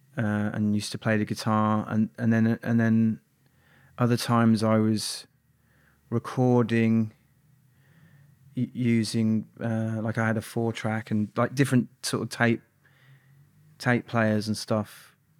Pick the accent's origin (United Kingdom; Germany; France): United Kingdom; Birmingham, West Midlands; also born or lived in Barnet, London; when I was quite young, my my family moved to Birmingham